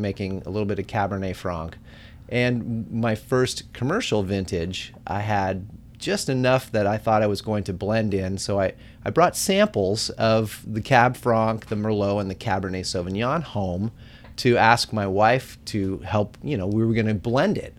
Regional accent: Bay Area, California, United States; I grew up in the Bay Area

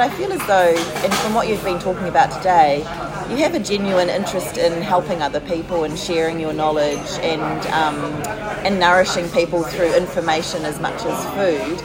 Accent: New Zealand; also born or lived in France; a New Zealander living in France for a year

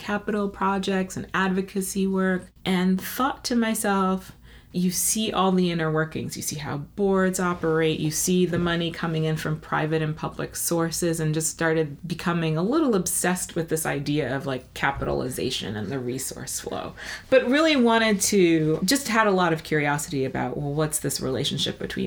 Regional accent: New York City, New York, United States; I grew up in New York, in Brooklyn to be exact, the best borough of the city

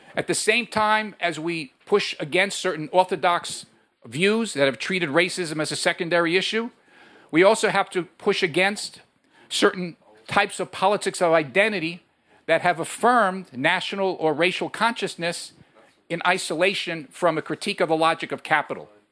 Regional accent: New York, United States; now in Chicago, United States; I come from New York originally, but I live now in Chicago

